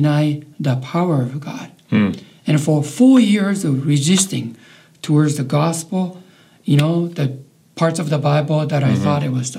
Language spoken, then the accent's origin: English; Japan; English is a second language; moved away; also born or lived in Canada; Reiho, and that is actually my hometown where I was born and raised. Reiho is a population of about 12,000 people